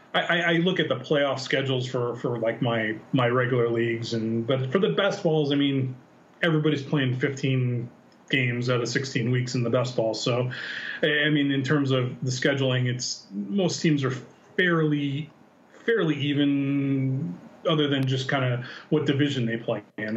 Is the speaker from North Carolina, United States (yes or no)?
no; San Diego, California, United States; I'm from San Diego